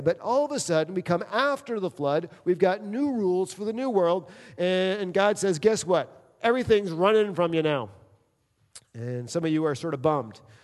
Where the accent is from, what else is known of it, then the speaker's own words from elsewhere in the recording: New York City, New York, United States; moved away; also born or lived in Michigan; I grew up in New York City